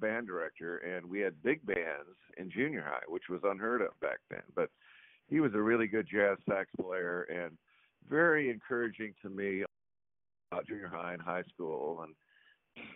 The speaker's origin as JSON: {"language": "English", "town": "Seattle", "region": "Washington", "country": "United States", "tie": "born or raised there", "moved": "yes", "lives_now": "Texas, United States", "said": "I was born and raised in Seattle, Washington"}